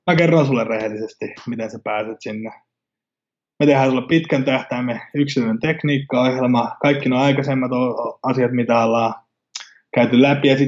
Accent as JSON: {"language": "Finnish", "country": "Finland", "first_language": "Finnish", "said": "Eli totta kai suomi on mulle suomi on mun äidinkieli ja se on kaikista helpoin, mutta sen lisäksi mä tuun tekemään englanniksi ja sitten myöskin espanjaksi täällä, missä, missä me asutaan."}